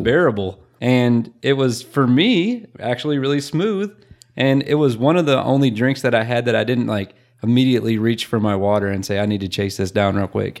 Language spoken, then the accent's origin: English; Michigan, United States; I'm from Michigan.